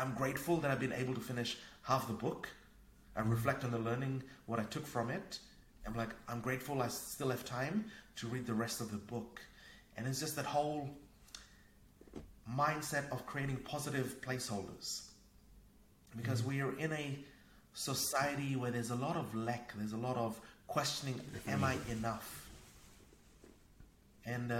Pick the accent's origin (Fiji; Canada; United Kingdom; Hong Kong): Fiji; also born or lived in New Zealand / Asia; now in Norway; I grew up in Fiji. I used to play outside, climbing coconut trees, catching fish, crabs, a very Robinson Crusoe type of childhood